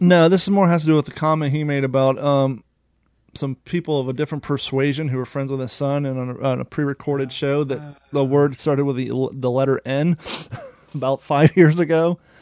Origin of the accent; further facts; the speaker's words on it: United States; moved away as an adult; also born or lived in Ohio / Kentucky; both of us growing up in Ohio and Kentucky